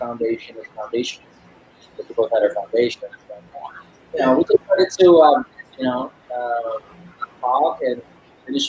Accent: United States; also born or lived in Illinois / Davao; now in Philippines; I'm a Filipino American. My mom is from Illinois

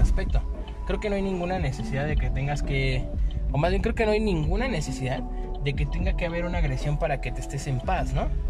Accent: Mexico

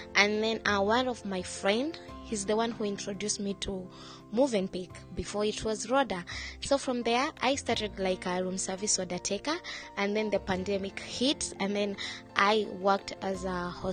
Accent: Kenya; moved away as an adult; now in Dubai, United Arab Emirates; I'm from Africa, Kenya, proudly Kenyan. And I've been in Dubai for the last 4 years

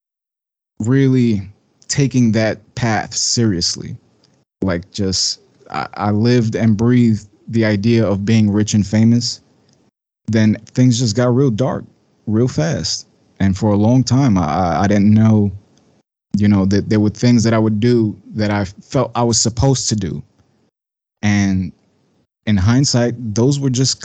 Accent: New York City, New York, United States; I'm from Bushwick, Brooklyn, born and raised

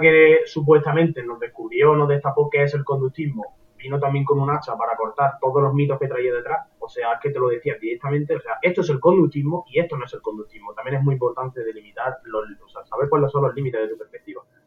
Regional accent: Córdoba, Andalusia, Spain; todos somos de Andalucía, yo soy de Córdoba

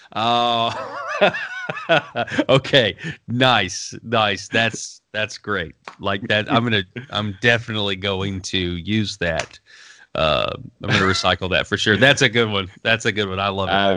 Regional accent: Arkansas, United States; I'm from Arkansas

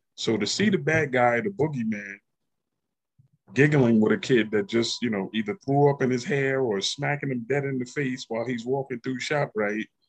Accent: Yonkers, New York, United States; the city that I grew up

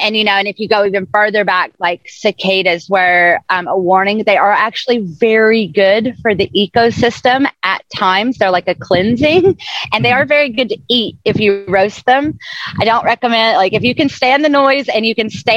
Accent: the South, United States; moved away; also born or lived in islands; I'm from the South. I was raised in the South, and then I've lived on islands pretty much all over the ocean

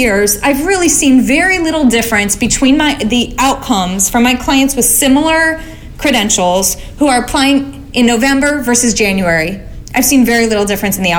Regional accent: Alabama, United States; now in Oakland, United States; I'm from Alabama

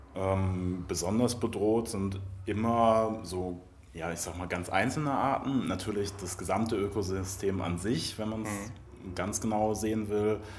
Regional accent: Mecklenburg-Vorpommern, Germany; moved away; ich komme ursprünglich aus Mecklenburg-Vorpommern.

